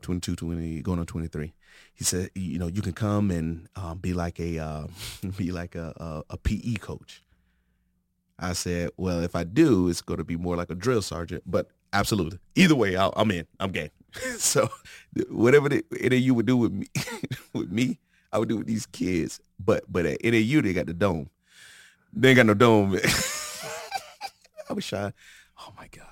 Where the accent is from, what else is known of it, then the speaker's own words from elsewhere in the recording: Florida, United States; moved away as an adult; also born or lived in Santa Maria, California; now in Arizona, United States; I'm from Florida.